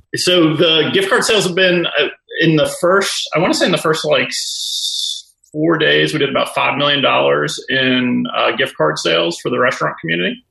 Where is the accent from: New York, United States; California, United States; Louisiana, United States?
Louisiana, United States; New Orleans; I grew up in New Orleans